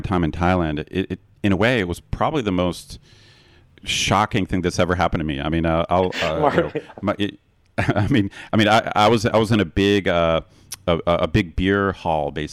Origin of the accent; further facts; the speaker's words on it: Ohio, United States; I grew up in Ohio